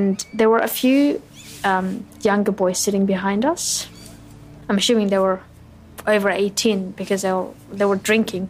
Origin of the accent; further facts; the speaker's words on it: Australia; I speak the same language as you and I, you know, more so the same phrases as you. I'm an Australian